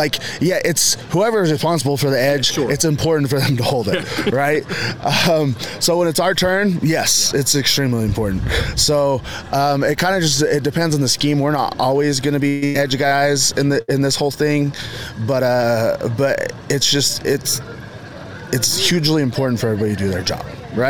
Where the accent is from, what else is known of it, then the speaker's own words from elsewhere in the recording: Utah, United States; I knew me growing up in Carbon County